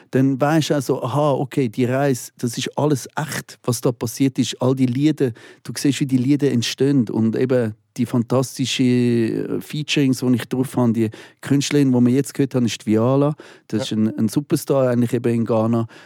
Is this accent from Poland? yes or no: no; Switzerland; Weil die Leute sollen hören, ich komme aus der Schweiz.